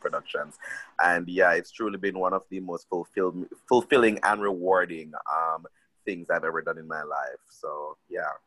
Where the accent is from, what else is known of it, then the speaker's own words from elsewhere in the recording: Jamaica; moved away as an adult; now in Washington, D.C., United States; growing up in Jamaica